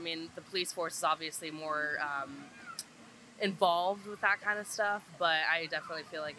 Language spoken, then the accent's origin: English; United States; I'm American.